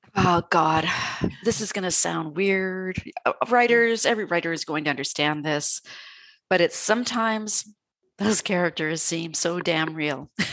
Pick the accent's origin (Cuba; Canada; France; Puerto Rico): Canada; being Canadian